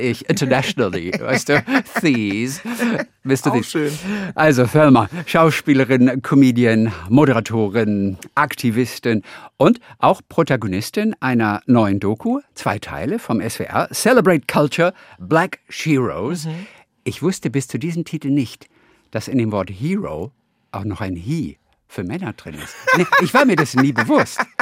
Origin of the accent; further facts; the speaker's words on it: Northern Germany, Germany; ich bin Norddeutscher.